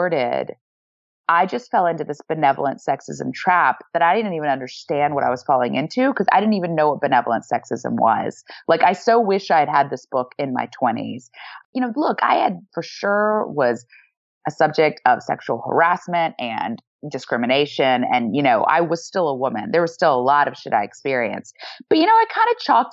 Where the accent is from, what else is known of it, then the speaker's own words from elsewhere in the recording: the South, United States; moved away; I grew up in the South